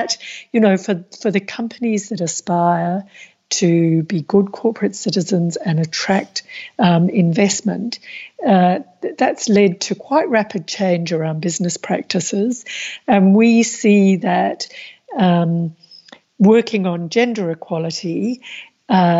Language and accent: English; Australia; as an Australian